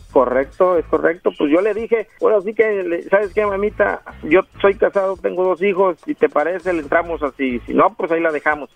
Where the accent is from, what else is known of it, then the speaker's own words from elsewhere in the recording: Mexico; moved away as an adult; now in Los Angeles, United States; Yo soy mexicano de Gusto, Colorado.